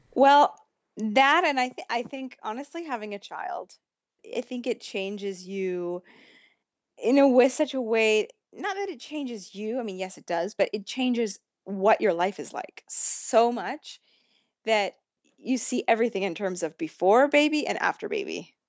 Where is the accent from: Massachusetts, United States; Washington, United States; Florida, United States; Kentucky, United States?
Washington, United States; Mercer Island; moved away as an adult; now in Rome, Italy; the only time I've spent in my hometown since then